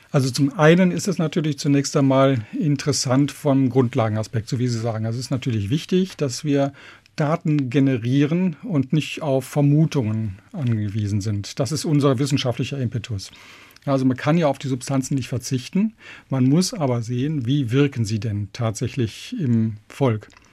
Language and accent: German; Remscheid, North Rhine-Westphalia, Germany; moved away as an adult; also born or lived in Regensburg; ich bin ja aus Remscheid, das ist da in Nordrhein-Westfalen und ich bin dort auch schon immer als junger Jugendlicher eigentlich durch die Wälder gezogen